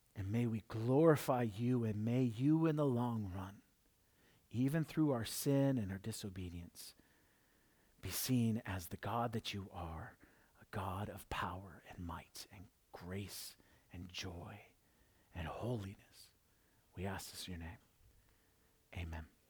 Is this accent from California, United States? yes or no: no; South Dakota, United States; I'm from South Dakota